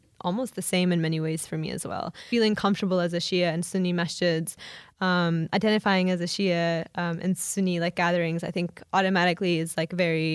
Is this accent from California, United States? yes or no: no; Oklahoma, United States; moved away as an adult; also born or lived in Chicago; I was born and raised in Oklahoma.